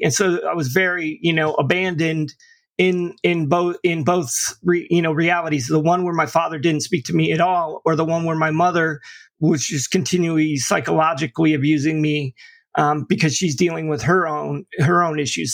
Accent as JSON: {"language": "English", "region": "upstate New York", "country": "United States", "tie": "born or raised there", "also_born_or_lived": "Florida / St. Petersburg, Florida", "moved": "yes", "lives_now": "Tampa, United States", "said": "I actually, you know, grew up in upstate New York, but my mother and father divorced when I was in, you know, kindergarten"}